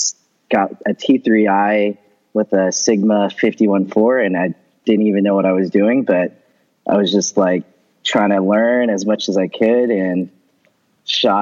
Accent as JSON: {"language": "English", "area": "Bay Area", "region": "California", "country": "United States", "moved": "as an adult", "lives_now": "Los Angeles, United States", "said": "I am originally from the Bay Area and moved to Los Angeles recently"}